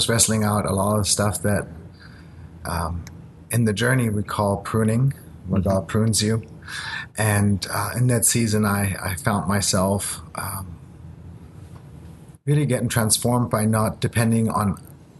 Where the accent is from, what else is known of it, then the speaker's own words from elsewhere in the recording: Germany; English is a second language; moved away; also born or lived in Japan; I was born in Japan. I grew up in Germany. So English is essentially my third language